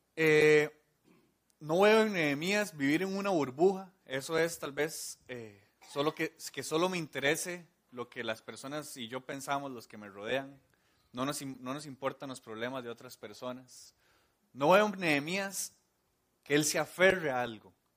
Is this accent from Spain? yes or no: no; Costa Rica; como costarricenses.